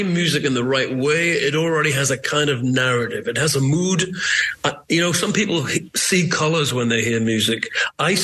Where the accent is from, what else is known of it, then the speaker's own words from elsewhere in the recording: Newcastle upon Tyne, North East England, United Kingdom; I'm from Newcastle. It's a similar working-class seaport.